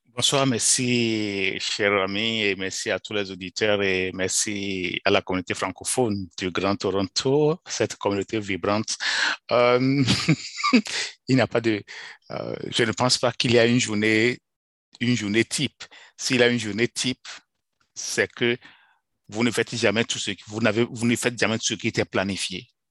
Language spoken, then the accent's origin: French; Benin; moved away; J'ai commencé l'école dans les années 70, dans mon pays d'origine, le Bénin, dans un petit village